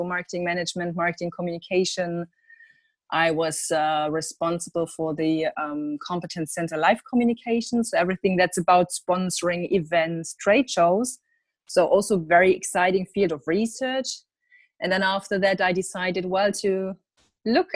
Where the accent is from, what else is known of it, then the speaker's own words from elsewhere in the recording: Germany; I'm from Germany